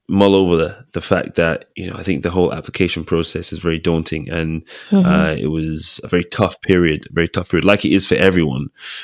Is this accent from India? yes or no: no; Nigeria; I'm from a very medical family. Father's a doctor, mom's a nurse. So, and guess what? We're Nigerian.